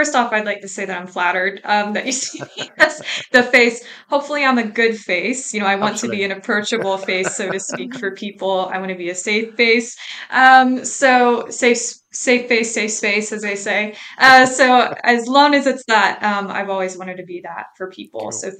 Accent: Utah, United States; moved away as an adult; now in Portland, United States; I was working in my home state of Utah, in the Salt Lake City Valley.

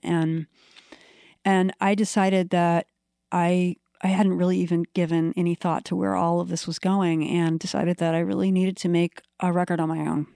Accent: Washington, D.C. area, Maryland, United States; moved away as an adult; also born or lived in Maine; now in Portland, Maine, United States; I grew up around Washington, D C

